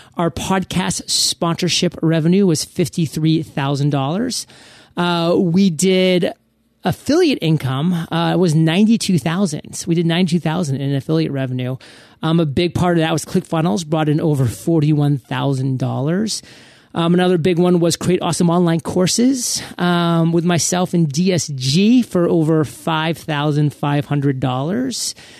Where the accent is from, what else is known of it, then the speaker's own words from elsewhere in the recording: Maine, United States; moved away as an adult; now in Puerto Rico; I'm from Maine.